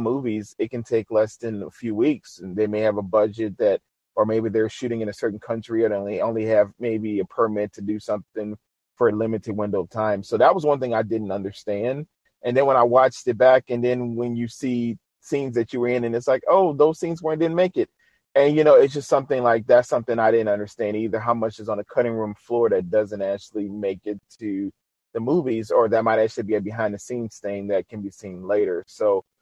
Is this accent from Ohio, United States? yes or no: no; New Orleans, Louisiana, United States; my hometown, New Orleans, Louisiana.